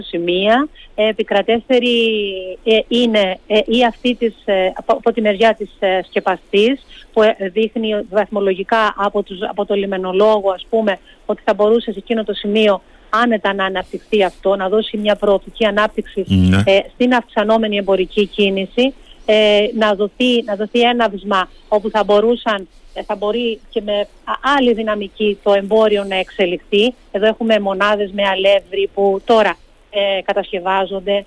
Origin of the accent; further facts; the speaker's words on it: Rethymno, Crete, Greece; στο Ρέθμιο και στον τόπο μου